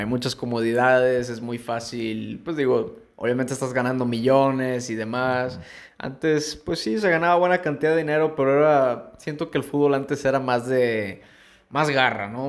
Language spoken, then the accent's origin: Spanish; Mexico; nosotros acá como mexicanos